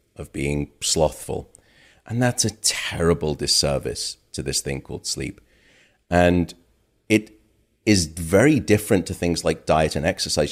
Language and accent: English; United Kingdom; now in United States; My home country, uh, the UK